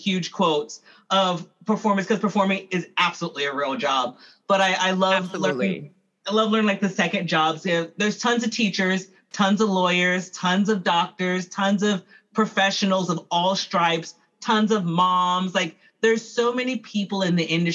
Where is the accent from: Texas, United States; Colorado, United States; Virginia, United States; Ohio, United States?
Texas, United States; Houston; now in Chicago, United States; Houston is where I'm born and raised